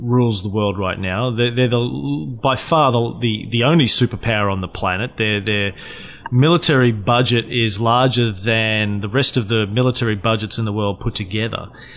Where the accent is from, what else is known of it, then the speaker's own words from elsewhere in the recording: Australia; also born or lived in Melbourne, Australia; I'm an Aussie in Melbourne, Australia